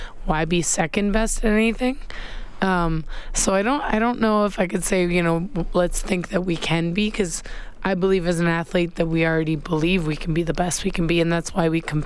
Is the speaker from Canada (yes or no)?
yes; Canada